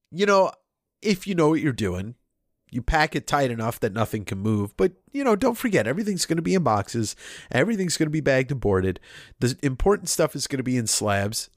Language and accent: English; Deer Park, New York, United States; where I grew up in a town called Deer Park on Long Island.